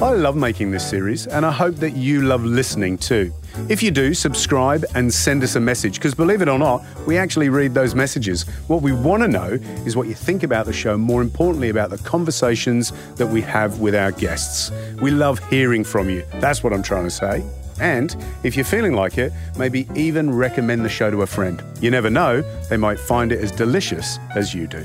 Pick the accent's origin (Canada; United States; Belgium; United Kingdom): United Kingdom; England; now in Australia; I'm from England originally. Mum still lives in the U K.